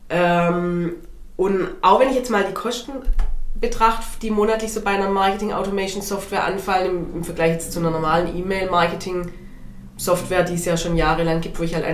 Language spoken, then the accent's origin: German; Baden-Württemberg, Germany; Wobei ich äh, als Schwabe bin da immer ein bisschen verwirrt.